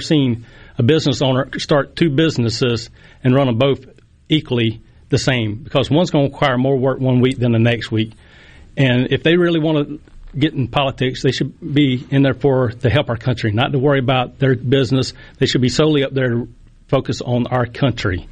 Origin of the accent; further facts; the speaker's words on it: Poplarville, Mississippi, United States; I was born and raised in Poplarville, Mississippi. I've been there my whole life.